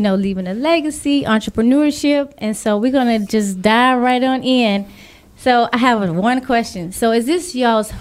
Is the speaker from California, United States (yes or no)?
no; San Antonio, Texas, United States; we are from San Antonio. We lived in San Antonio